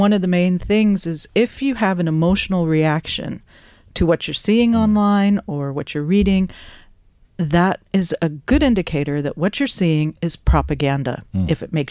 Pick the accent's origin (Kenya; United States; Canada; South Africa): United States; moved away as an adult; now in Ireland; I come from America